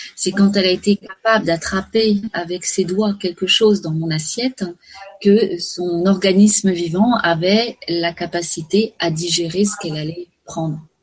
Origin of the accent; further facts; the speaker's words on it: Paris, Île-de-France, France; je suis née à Paris